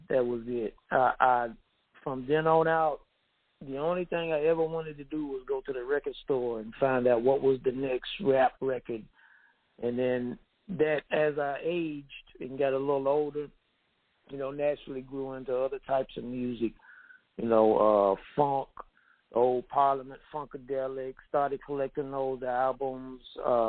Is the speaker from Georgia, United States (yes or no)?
no; Gadsden, Tennessee, United States; now in Memphis, United States; I'm actually from the country, man, from an itty-bitty small town called Gadsden, Tennessee.